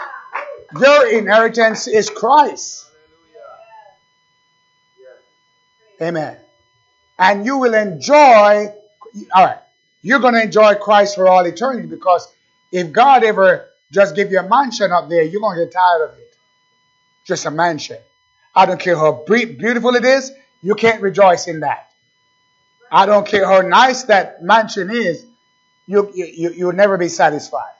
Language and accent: English; Jamaica; moved away; I was born in Jamaica, beautiful island.